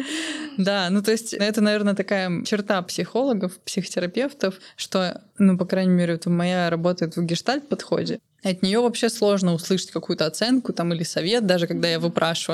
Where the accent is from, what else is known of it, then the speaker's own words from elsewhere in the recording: Omsk, Omsk Oblast, Russia; moved away as an adult; now in Almaty, Kazakhstan; я выросла в Омске